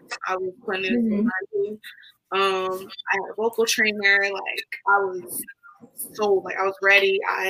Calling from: New Jersey, United States; I'm tuning in from New Jersey.

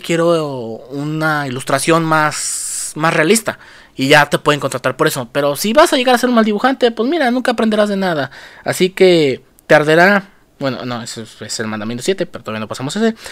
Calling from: Mexico; saludos desde México

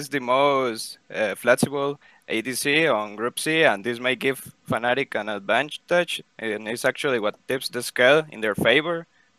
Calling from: Costa Rica; I'm calling from Costa Rica.

